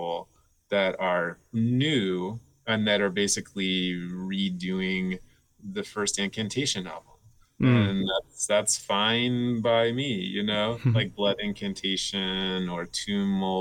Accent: Miami, Florida, United States; also born or lived in Belgium; I grew up in Miami

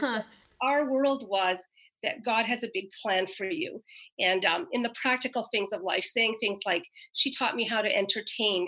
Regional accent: Canada; moved away; I happen to be back in my hometown right now, a little town across the river from Quebec

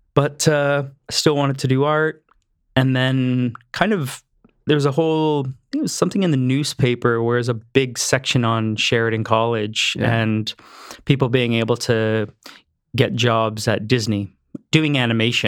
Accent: Mississauga, Ontario, Canada; also born or lived in Cambridge, Ontario; I was born in Mississauga, Ontario. Okay. Um, we moved to Cambridge, Ontario in 87. I was 12

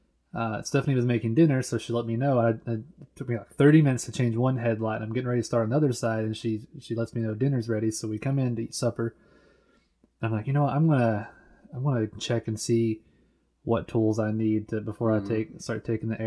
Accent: United States; I'm from America too

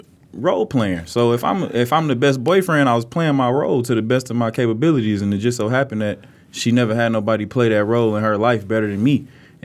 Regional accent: Detroit, Michigan, United States; Nah, West 8 Mile. 8 Mile, Wyoming.

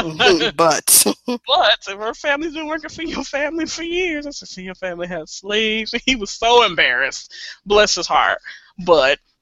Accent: Missouri, United States; I'm from Missouri

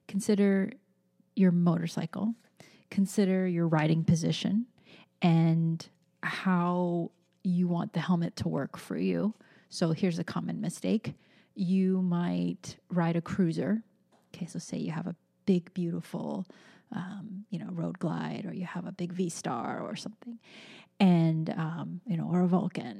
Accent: California, United States; moved away; I miss my home state so much

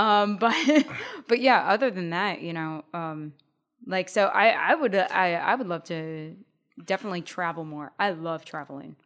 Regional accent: United States; as Americans

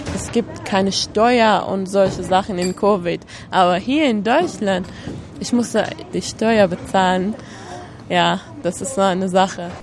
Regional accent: Kuwait; German is a second language; moved away as an adult; also born or lived in Iran; now in Germany; Ich bin Iranerin eigentlich, aber ich habe nicht so viel in Iran gewohnt. Ab zweiten Schuljahr bin ich mit meiner Familie nach Kuwait gezogen. Da habe ich mein Abitur gemacht

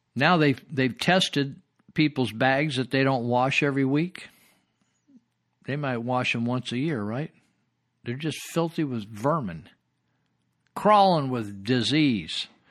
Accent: Yuba County, California, United States; Yuba County

